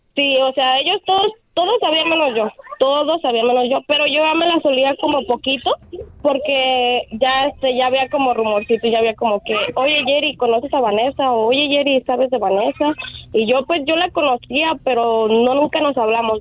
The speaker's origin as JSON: {"language": "Spanish", "region": "Michoacán", "country": "Mexico", "moved": "yes", "lives_now": "United States", "said": "así hablamos de Michoacán"}